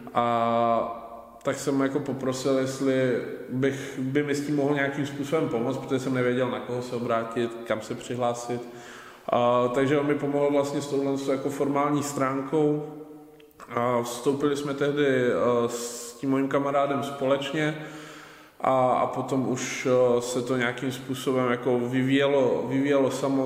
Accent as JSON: {"language": "Czech", "town": "Ostrava", "region": "Moravian-Silesian Region", "country": "Czechia", "said": "já jsem vlastně z Ostravy"}